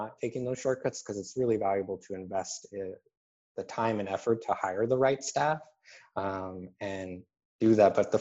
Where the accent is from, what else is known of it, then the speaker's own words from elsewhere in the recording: Arizona, United States; my home state of Arizona.